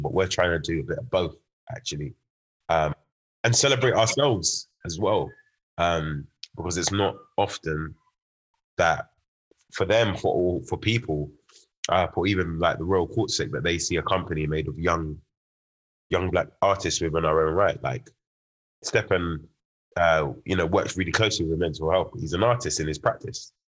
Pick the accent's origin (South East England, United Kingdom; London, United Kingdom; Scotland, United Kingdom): London, United Kingdom; also born or lived in Birmingham; it being my hometown